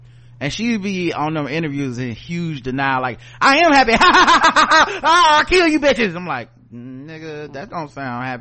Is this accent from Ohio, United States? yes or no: no; North Carolina, United States; we're from North Carolina